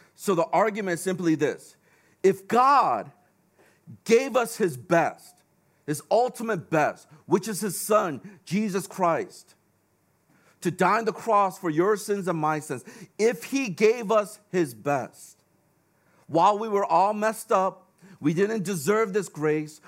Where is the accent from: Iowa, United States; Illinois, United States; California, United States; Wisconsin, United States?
Illinois, United States; Chicago; now in Hong Kong; I grew up in Chicago